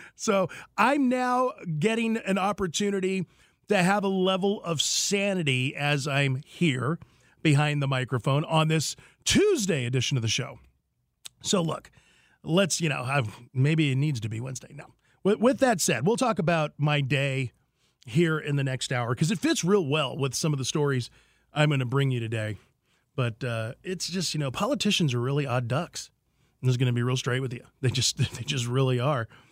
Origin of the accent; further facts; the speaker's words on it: United States; as the American people we are